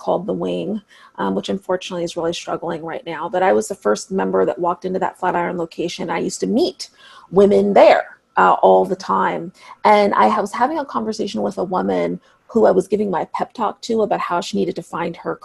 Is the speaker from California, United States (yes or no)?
no; Seattle, Washington, United States; a really special place in my hometown called Seattle Girls School